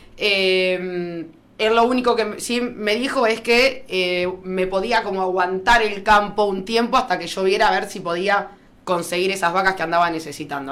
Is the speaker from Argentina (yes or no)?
yes; La Madrid, Buenos Aires, Argentina; moved away as an adult; also born or lived in Bahía Blanca / Rivera; yo nací en La Madrid